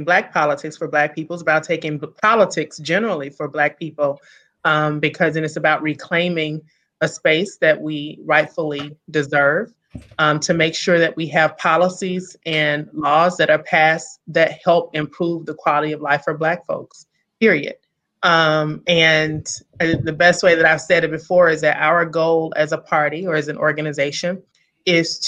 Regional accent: Memphis, Tennessee, United States; accent: Southern; moved away as an adult; now in Hyattsville, United States; I'm originally from Memphis, Tennessee, so I'm a Southern girl

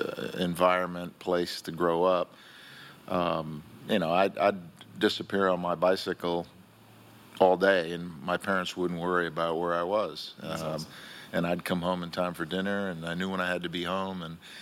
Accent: Key West, Florida, United States; first language Spanish; English is a second language; moved away as an adult; also born or lived in West Virginia / Ohio / Merritt Island, Florida; now in Melbourne Beach, United States; when I was a kid in Key West growing up

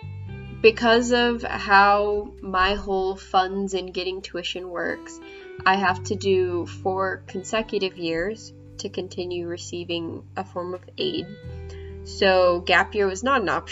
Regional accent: Nashville, Tennessee, United States; I'm from Nashville, Tennessee

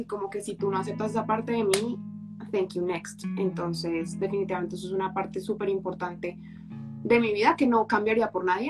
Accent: Colombia; soy colombiana, he vivido toda la vida en Colombia

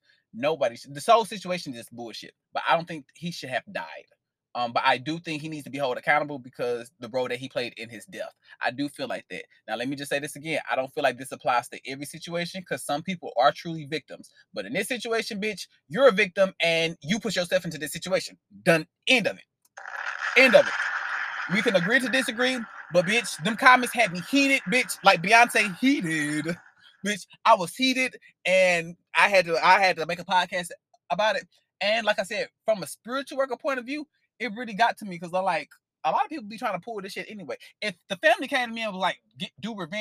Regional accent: St. Louis, Missouri, United States; now in Houston, United States; I'm from Missouri, I'm from St. Louis, but I live in Houston, Texas

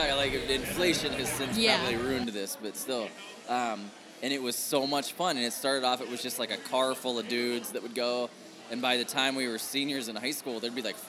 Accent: Ohio, United States; growing up in Ohio

